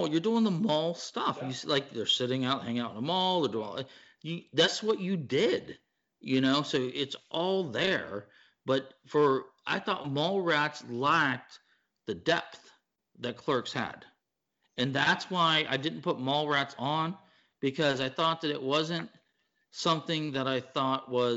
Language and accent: English; Pittsburgh, Pennsylvania, United States; I'm from Pittsburgh